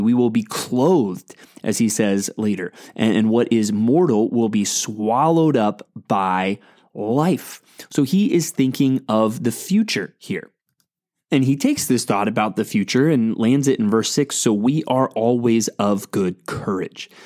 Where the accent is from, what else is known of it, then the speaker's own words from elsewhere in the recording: San Antonio, Texas, United States; the church where I grew up in San Antonio, Texas